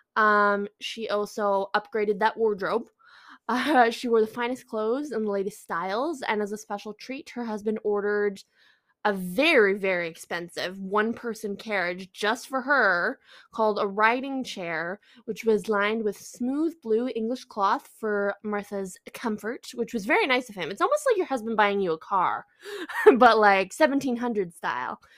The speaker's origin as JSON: {"language": "English", "country": "Canada", "said": "I'm Canadian"}